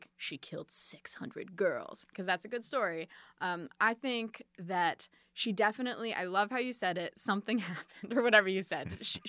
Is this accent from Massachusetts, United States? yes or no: yes; Boston, Massachusetts, United States; born there; also born or lived in Chicago; My family moved a lot. I was born in Boston.